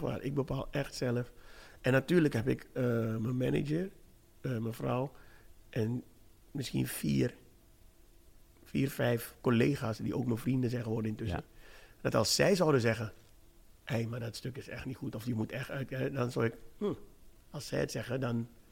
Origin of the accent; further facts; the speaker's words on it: Suriname; ik ben een zwarte man, ik ben een Surinaamse man.